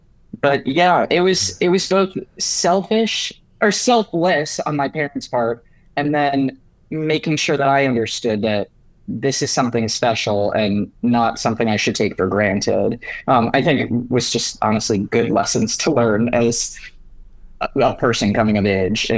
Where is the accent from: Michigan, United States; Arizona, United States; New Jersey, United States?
Michigan, United States; Detroit; Yeah, so we grew up in Detroit, Michigan.